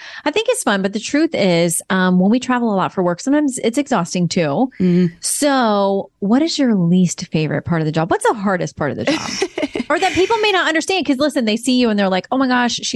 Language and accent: English; Florida, United States; I grew up down in Florida